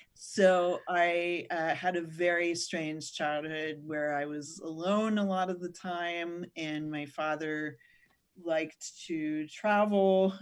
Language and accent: English; Northern California, United States; I was born and raised in Northern California, where I still live